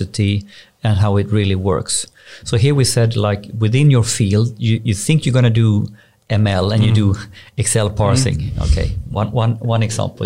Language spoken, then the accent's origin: English; Borås, Västra Götaland, Sweden; I'm from Borås, grew up in Borås